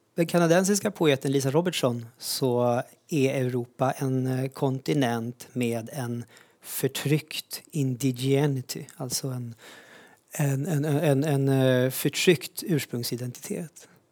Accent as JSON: {"language": "Swedish", "country": "Sweden", "tie": "born or raised there", "said": "i Sverige där jag växte upp"}